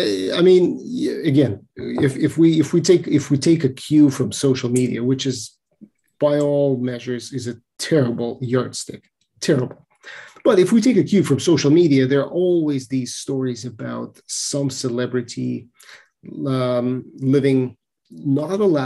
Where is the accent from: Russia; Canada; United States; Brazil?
Russia; Moscow; I'm from Moscow, Russia